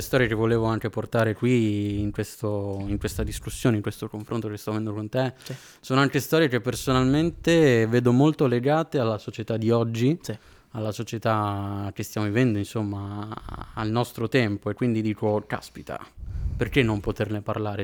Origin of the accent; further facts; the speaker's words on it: Padua, Veneto, Italy; moved away as an adult; now in Florence, Italy; io provengo da Padova, sto studiando, sto studiando a Firenze in questo momento e frequentavo la chiesa di Padova